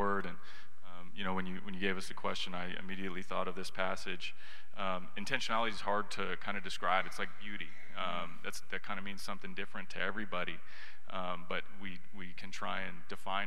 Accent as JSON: {"language": "English", "town": "Katy", "region": "Texas", "country": "United States", "tie": "born or raised there", "said": "I grew up in Katy"}